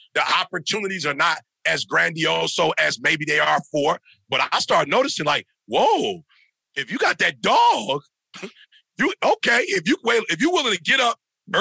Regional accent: Midwest, United States; I'm from the Midwest, bro. Like, we working in farms. We work at Ford, GM, and Chrysler.

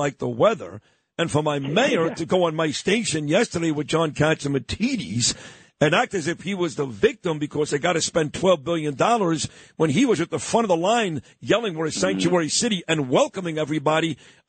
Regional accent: New York, United States; maybe because I'm a New Yorker

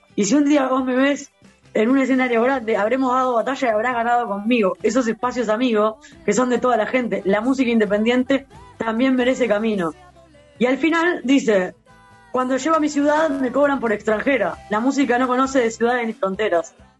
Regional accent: Uruguay; Cuando yo nací acá

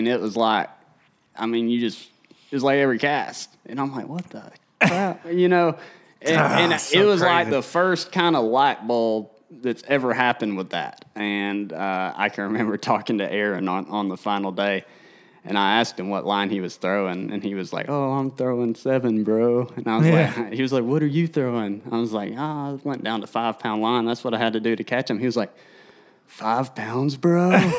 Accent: United States; You know, I'm from the Tennessee River. We don't throw less than 8.

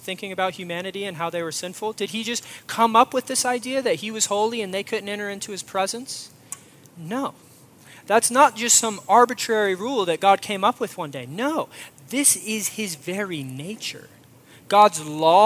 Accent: Florida, United States; moved away; also born or lived in Midwest; I grew up in Florida

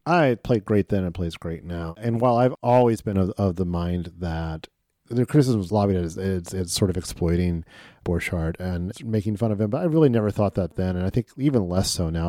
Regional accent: Midwest, United States; as a Midwesterner

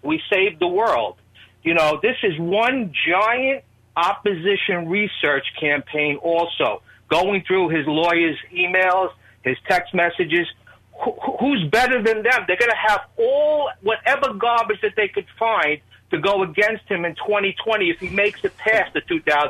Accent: New York City, New York, United States; now in South Amboy, United States; I'm originally from Brooklyn

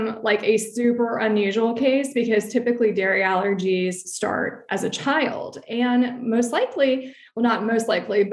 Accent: Alexandria, Virginia, United States; moved away as an adult; now in White Plains, United States; I'm originally from Alexandria, Virginia, lived there for about 30 years, but we now currently reside in White Plains, New York

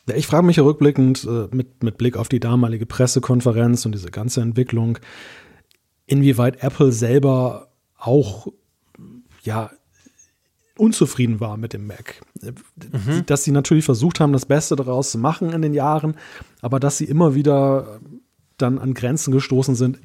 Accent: Germany; als Deutscher

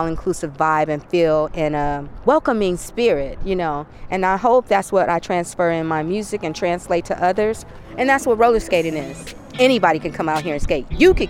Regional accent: Flint, Michigan, United States; now in Bay Area, United States; I'm an African American. I grew up on gospel. I grew up on R&B. I'm from Flint.

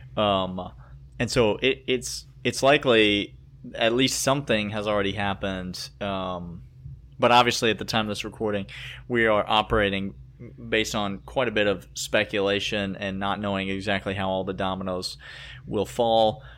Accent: the South, United States; I am from the South

